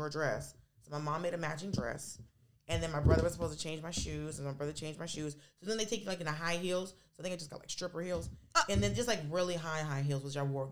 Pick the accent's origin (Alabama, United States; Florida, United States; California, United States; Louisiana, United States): Florida, United States; Miami; moved away; I was born in Miami